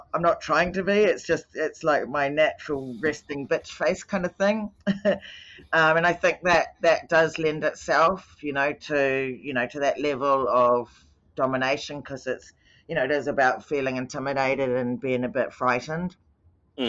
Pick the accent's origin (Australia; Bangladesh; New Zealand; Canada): New Zealand; I grew up in New Zealand